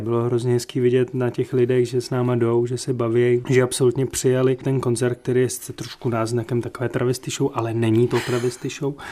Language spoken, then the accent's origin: Czech; Czechia; já jsem úplně menšinový Čech